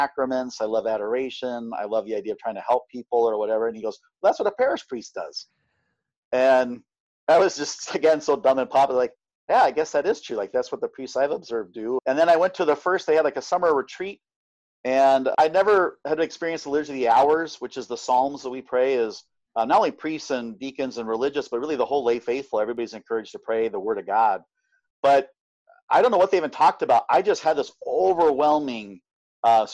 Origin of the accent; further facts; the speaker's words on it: Omaha, Nebraska, United States; also born or lived in Kentucky / Ohio; And I've been in Omaha ever since